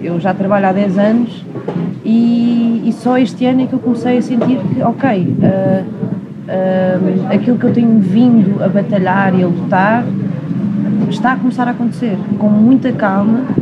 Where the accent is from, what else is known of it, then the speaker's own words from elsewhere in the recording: Leiria, Centro, Portugal; moved away; eu nasci em Leiria